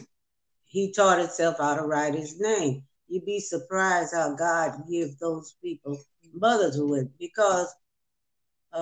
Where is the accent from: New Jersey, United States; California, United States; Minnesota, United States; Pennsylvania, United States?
California, United States; San Fernando Valley and Compton; I grew up in San Fernando Valley, California, part of the way, and then in Compton, California.